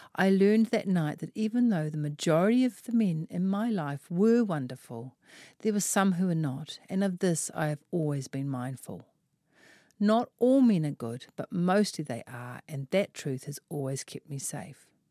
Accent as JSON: {"language": "English", "region": "Auckland", "country": "New Zealand", "tie": "born or raised there", "said": "I grew up in West Auckland with three brothers surrounded by a neighbourhood full of lads"}